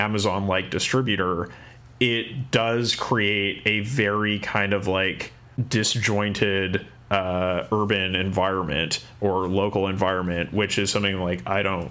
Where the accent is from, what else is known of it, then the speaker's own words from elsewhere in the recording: Kamloops, British Columbia, Canada; my hometown of Kamloops in Canada